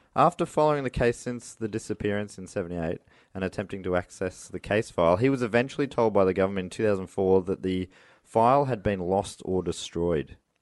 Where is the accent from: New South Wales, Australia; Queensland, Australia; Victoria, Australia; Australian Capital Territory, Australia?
Victoria, Australia; Moorabbin; I grew up in Moorabbin